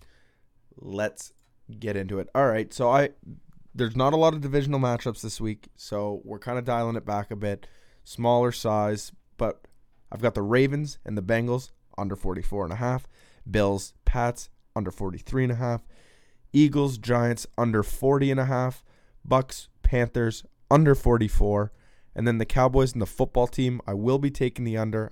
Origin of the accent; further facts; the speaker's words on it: Canada; as a Canadian hockey fan